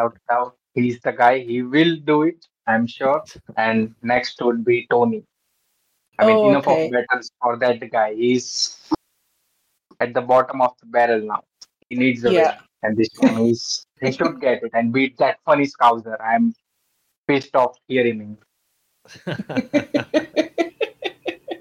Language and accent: English; India; I'm from India